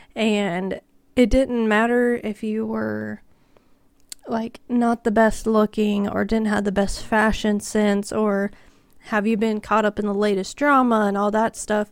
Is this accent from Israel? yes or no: no; Kansas, United States; I'm from Kansas